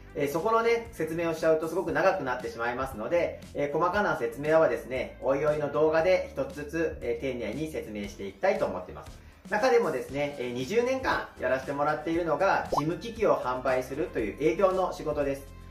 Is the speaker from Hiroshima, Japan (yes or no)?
no; Hachioji, Tokyo, Japan; 私はもう生まれ育ちも八王子ですので